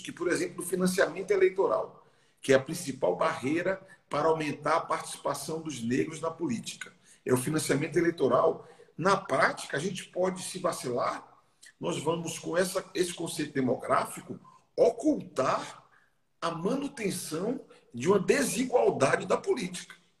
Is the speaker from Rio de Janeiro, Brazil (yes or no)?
no; Salvador, Bahia, Brazil; Eu nasci num bairro chamado Lobato, que é um bairro na linha do trem, lá em Salvador